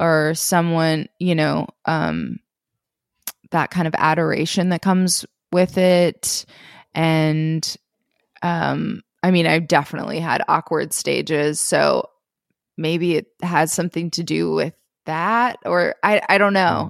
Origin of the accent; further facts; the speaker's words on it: Minnesota, United States; I grew up in Minnesota.